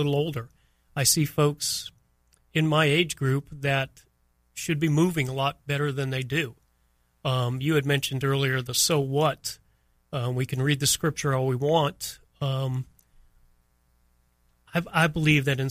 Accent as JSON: {"language": "English", "town": "Miami", "region": "Florida", "country": "United States", "tie": "born or raised there", "also_born_or_lived": "New Bedford, Massachusetts", "said": "I grew up in Miami, and Miami was just, and it was just paradise growing up down there"}